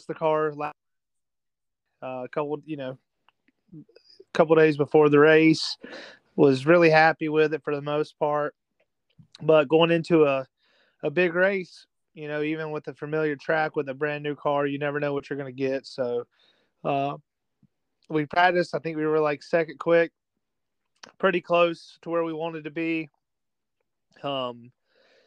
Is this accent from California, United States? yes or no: no; near Cherokee Speedway, South Carolina, United States; my hometown crowd, even though I grew up, you know, 45, 50 minutes up the road. I grew up at Cherokee Speedway